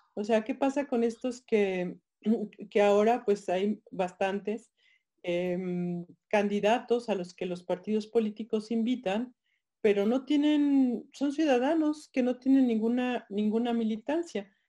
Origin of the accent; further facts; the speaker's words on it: Guanajuato, Mexico; voy a traer mi estado, soy guanajuatense, siempre lo pongo por delante.